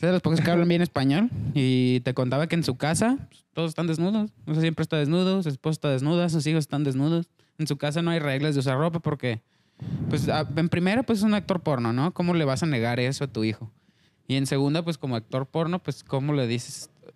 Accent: Mexico; entre mexicanos

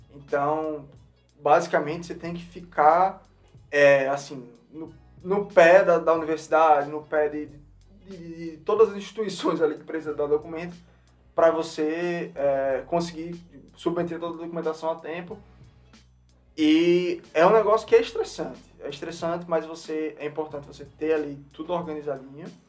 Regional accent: Natal, Rio Grande do Norte, Brazil; moved away as an adult; now in United States; a gente veio lá do Natal, Rio Grande do Norte

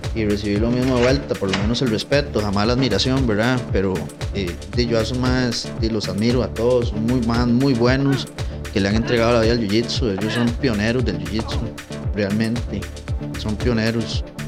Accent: Tibás, San José, Costa Rica; also born or lived in San Pedro; la escuela en Tibaz, mae y la José Rafael Araya Rojas

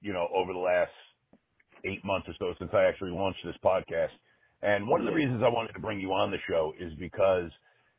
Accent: New England, United States; I'm not from New York. I grew up in New England. I grew up in a very small town

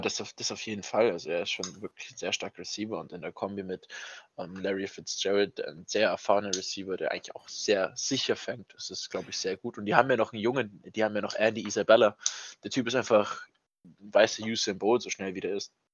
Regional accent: Bavaria, Germany; bei uns in Bayern

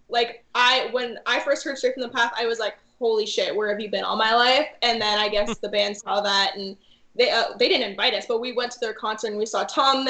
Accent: Canada; I grew up in the city

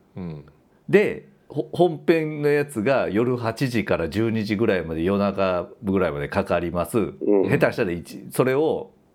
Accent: Kansai, Japan; 関西人だから

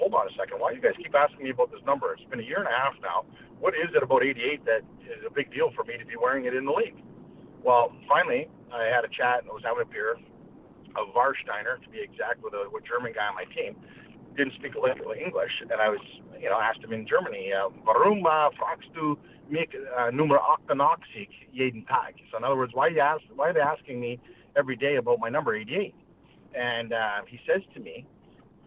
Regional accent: Western Canada, Canada; also born or lived in Washington, D.C., United States; I grew up in Western Canada.

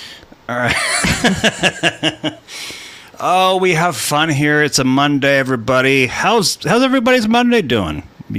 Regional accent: California, United States; I'm from California.

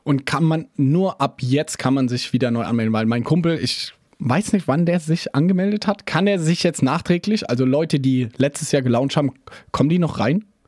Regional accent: Germany; Wir als Deutsche

